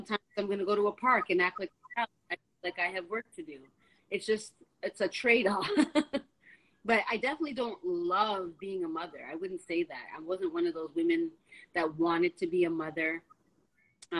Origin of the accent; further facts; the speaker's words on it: Toronto, Ontario, Canada; moved away as an adult; also born or lived in California; I'm from Toronto. I'm not from the States, but there I was living.